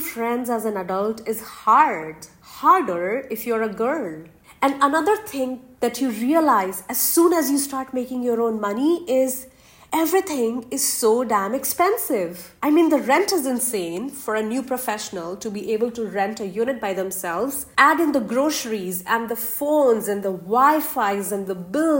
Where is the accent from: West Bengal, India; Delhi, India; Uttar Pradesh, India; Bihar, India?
Uttar Pradesh, India; Lucknow; moved away; Lucknow is a small city in northern India, which is my hometown, my sanctuary.